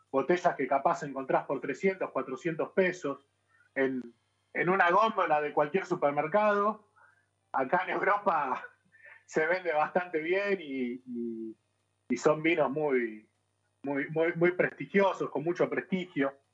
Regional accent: Buenos Aires, Argentina; para mí, que soy de Buenos Aires, son casi que desconocidas, ¿no?

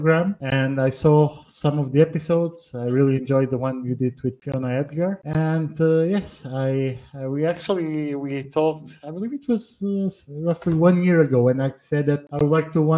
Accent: Portugal; moved away as an adult; also born or lived in Northern Poland; now in Poland; I'm originally from Portugal, but I live in Northern Poland

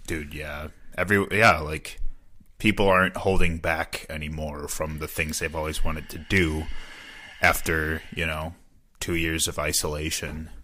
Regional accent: Chicago, Illinois, United States; also born or lived in Wisconsin; now in Milwaukee, United States; it was definitely not a monolithic experience growing up around Chicago

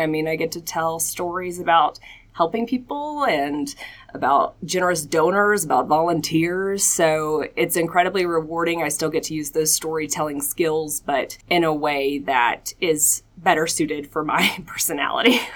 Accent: Atlanta, Georgia, United States; moved away as an adult; also born or lived in Augusta, Georgia; now in Colorado Springs, United States; I am from Atlanta, Georgia, born and raised

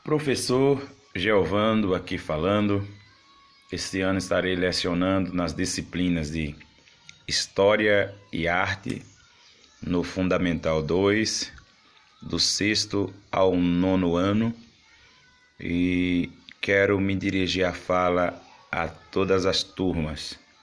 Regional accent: Brazil; como um bom brasileiro

